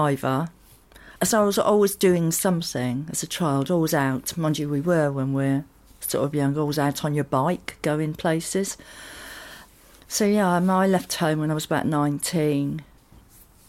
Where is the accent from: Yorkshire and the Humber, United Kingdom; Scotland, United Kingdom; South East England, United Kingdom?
South East England, United Kingdom; Totton; I grew up in Totten, near the New Forest